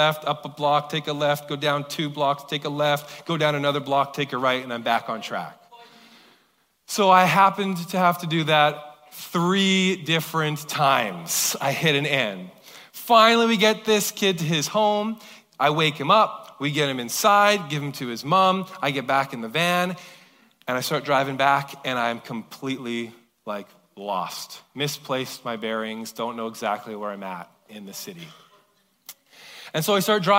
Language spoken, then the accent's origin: English; Kelowna, British Columbia, Canada; moved away; I never grew up in Surrey, I grew up in Kelowna